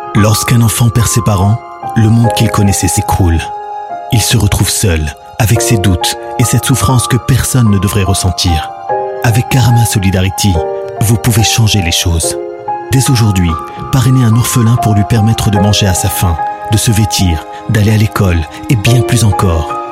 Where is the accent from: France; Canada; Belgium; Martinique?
Belgium; Brussels, Brussels-Capital Region; je suis marolien de naissance. J'ai grandi, dans à la Marolle